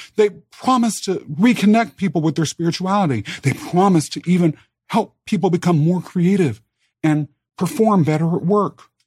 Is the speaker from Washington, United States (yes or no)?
no; Kansas, United States; also born or lived in England; They adopted me and brought me back as their child to the United States, to Kansas, as a matter of fact, where I was raised.